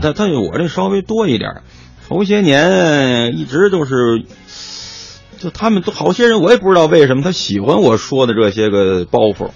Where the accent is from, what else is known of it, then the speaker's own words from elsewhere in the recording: Tianjin, China; 我呢，从小在天津呐